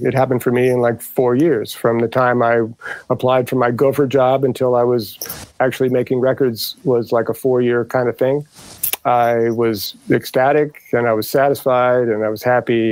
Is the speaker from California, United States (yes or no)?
no; St. Louis, Missouri, United States; moved away as an adult; also born or lived in Indianapolis / Detroit, Michigan / Dearborn; I grew up in uh, St. Louis, Missouri. I was born in Indianapolis